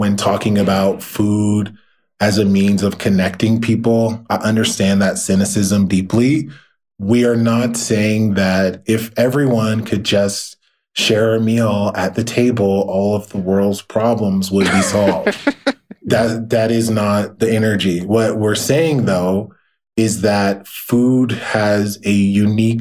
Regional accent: the South, United States; my experience as a Black man growing up in the South

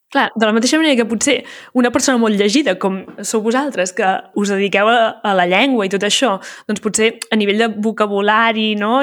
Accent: Garrotxa, Catalonia, Spain; first language Catalan; also born or lived in Santa Pau; now in Barcelona, Spain; visc a Barcelona, vaig mhm. néixer a la Garrotxa

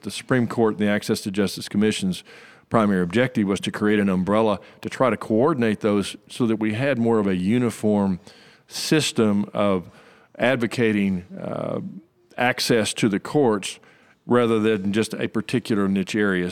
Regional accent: Shawnee, Oklahoma, United States; I practiced law in, in my hometown, Shawnee, Oklahoma, for seventeen years

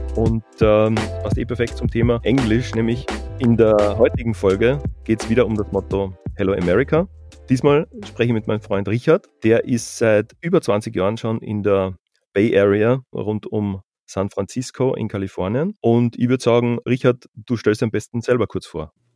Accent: Carinthia, Austria; also born or lived in Vienna; wir kommen ja beide aus Kärnten

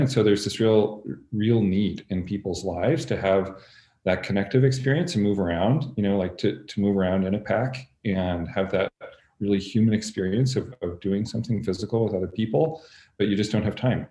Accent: Canada; moved away as an adult; also born or lived in Montreal / Chicago; I'm Canadian. I grew up in Canada

